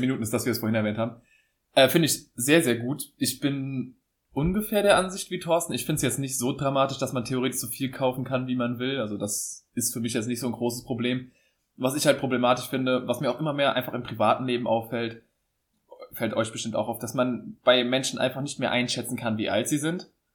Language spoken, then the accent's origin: German; Saarbrücken, Saarland, Germany; ich komme aus Saarbrücken, das ist ja eine Stadt.